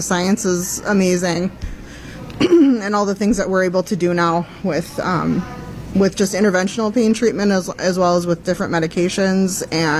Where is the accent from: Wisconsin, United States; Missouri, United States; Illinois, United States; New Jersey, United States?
Wisconsin, United States; Beaver Dam; I'm a Beaver Dam native.